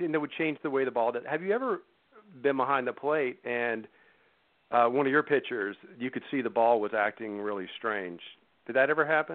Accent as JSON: {"language": "English", "region": "Florida", "country": "United States", "tie": "born or raised there", "said": "I grew up in Florida"}